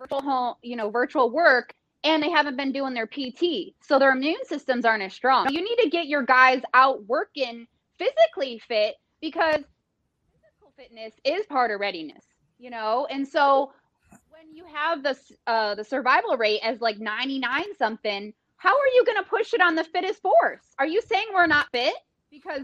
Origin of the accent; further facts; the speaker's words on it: Detroit, Michigan, United States; I'm from Detroit